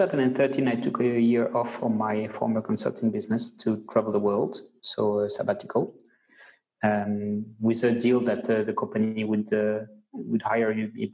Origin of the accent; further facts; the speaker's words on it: France; English is a second language; moved away as an adult; now in Mauritius; I'm French